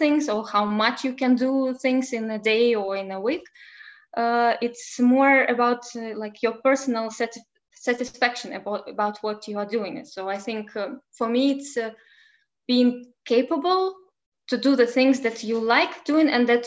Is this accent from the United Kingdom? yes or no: no; Belarus; now in Lithuania; I come from Belarus and now I live in Lithuania